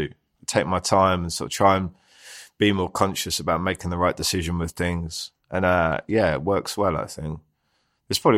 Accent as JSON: {"language": "English", "region": "London", "country": "United Kingdom", "tie": "born or raised there", "said": "Uh, Southeast London. So yeah, and I've always kind of lived around there ever since. I love it down there. Uh, I live in Greenwich now, so that's a beautiful part of London."}